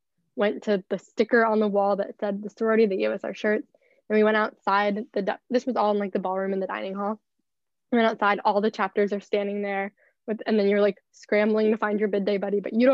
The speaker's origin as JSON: {"language": "English", "area": "NoVA", "region": "Virginia", "country": "United States", "said": "I'm from Nova."}